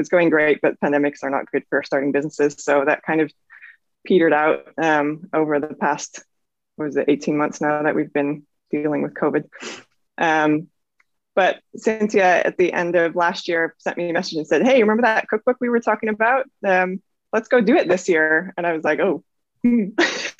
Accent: Netherlands; moved away as an adult; also born or lived in Norway / Sweden; now in California, United States; I'm originally from the Netherlands. Well, I'm half British, half Dutch, but I've spent most of my life in the Netherlands. I was also born in Norway and lived in Sweden for a little while

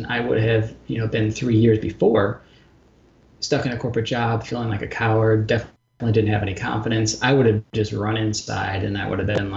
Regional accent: St. Louis, Missouri, United States; also born or lived in Portland, Oregon; now in Chicago, United States; my hometown, St. Louis, and then moved up to Chicago

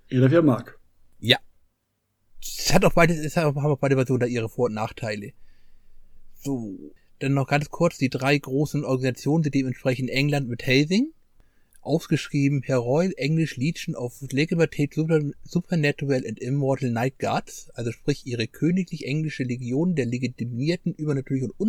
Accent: Northern Germany, Germany; Ich bin Norddeutscher, ich gehe zu Lachen in den Keller.

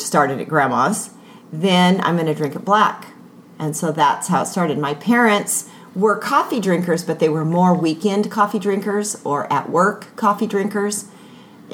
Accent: Southern California, United States; I grew up in Southern California

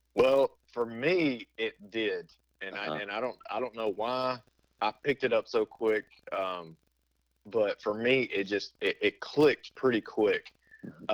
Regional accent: between Beaumont and Lufkin, Southeast Texas, United States; the closest town that anybody would recognize to where we're from would be uh, well, I got Beaumont to the south of me

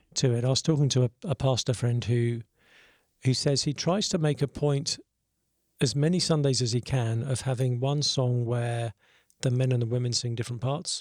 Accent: South East England, United Kingdom; moved away as an adult; now in Nashville, United States; grew up in Southeast England.

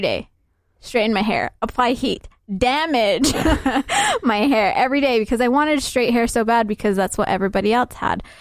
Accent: Salt Lake City, Utah, United States; also born or lived in Somalia; I'm from Salt Lake," because that is where I'm from. That's, this is where I've been living for the last twenty-three years of my life. This is where I grew up

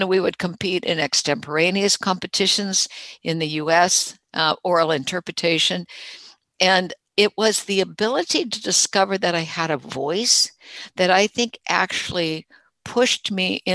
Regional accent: Jacksonville, Florida, United States; also born or lived in Fort Lauderdale, Florida; when I got to high school, we moved from Jacksonville, Florida to Fort Lauderdale and started my freshman year at high school

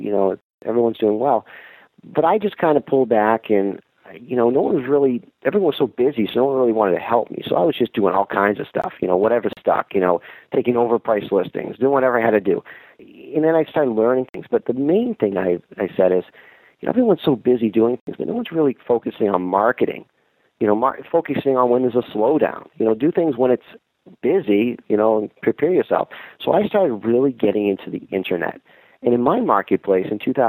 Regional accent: Boston, Massachusetts, United States; moved away as an adult; now in Syracuse, United States; I'm originally from Massachusetts, and now I'm in New York State.

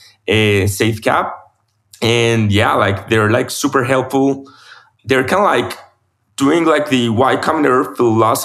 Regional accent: Medellin, Antioquia, Colombia; now in Bogota, Colombia; I'm from Medellin, my hometown. I'm moving back there in January after so many years living in Bogota

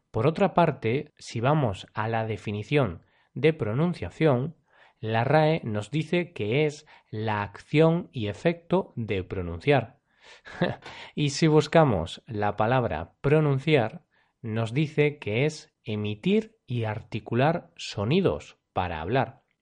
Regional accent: Spain; Por ejemplo, yo, cuando hablo inglés, tengo acento español. Si me escucháis hablando inglés, podréis saber que soy de España.

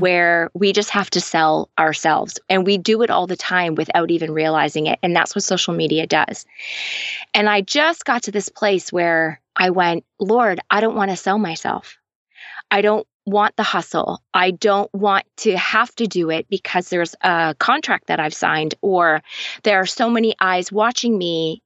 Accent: Canada; also born or lived in London, Ontario; I am Canadian

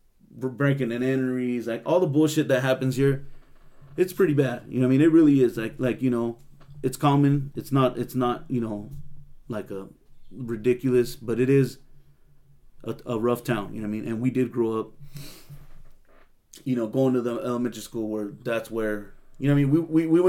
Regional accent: Salinas, California, United States; growing up in Salinas

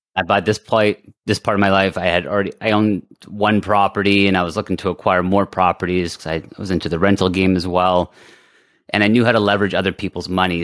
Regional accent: Canada; we're French Canadian here in, in Canada.

